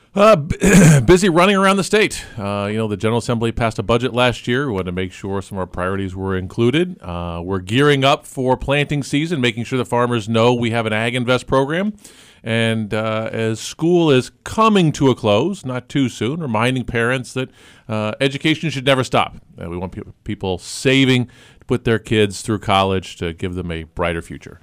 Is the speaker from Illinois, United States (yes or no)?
yes; Gifford, Illinois, United States; I grew up in Gifford, Illinois